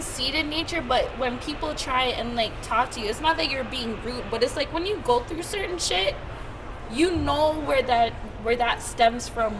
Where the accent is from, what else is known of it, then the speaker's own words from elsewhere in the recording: Toronto, Ontario, Canada; born and raised in Toronto